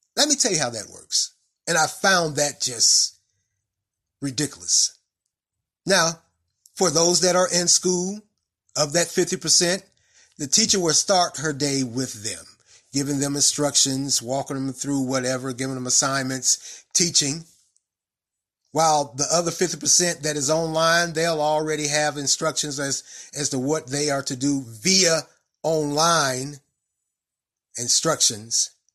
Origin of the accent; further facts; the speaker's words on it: Raleigh, North Carolina, United States; now in Durham, United States; I grew up in Raleigh